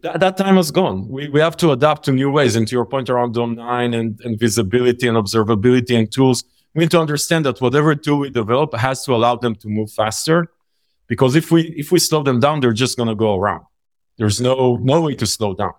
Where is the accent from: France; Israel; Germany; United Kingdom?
Israel; We grew up in Israel